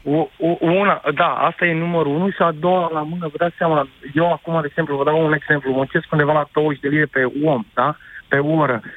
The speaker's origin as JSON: {"language": "Romanian", "country": "Romania", "moved": "as an adult", "lives_now": "Oxford, United Kingdom", "said": "Eu, ca român care am o afacere aici cu 15 angajați"}